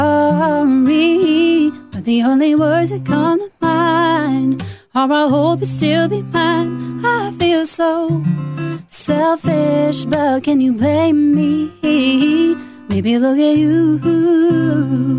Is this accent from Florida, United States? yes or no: no; Goshen, Indiana, United States; born or raised there